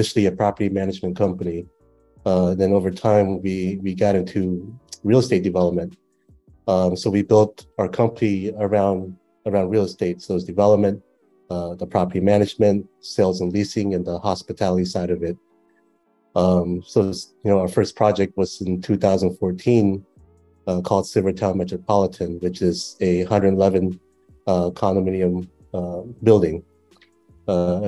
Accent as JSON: {"language": "English", "country": "United States", "tie": "born or raised there", "moved": "as an adult", "lives_now": "Cambodia", "said": "growing up in the States, it's a, you know, very developed country"}